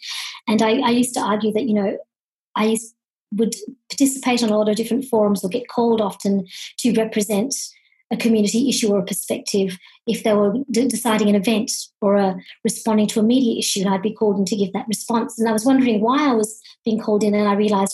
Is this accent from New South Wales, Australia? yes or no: no; country Victoria, Australia; also born or lived in Kenya; I was born in Kenya, about fifth generation East African born of Indian origin, but raised in a country town in Victoria in Australia